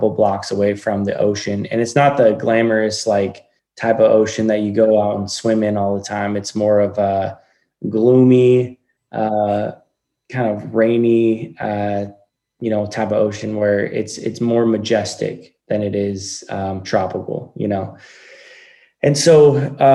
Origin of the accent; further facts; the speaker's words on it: Coos Bay, Oregon, United States; I grew up in a little town called Coos Bay on the Oregon coast.